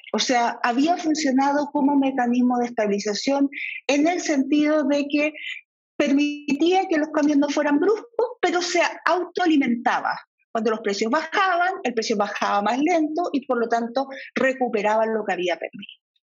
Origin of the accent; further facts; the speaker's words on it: Chile; como chilenos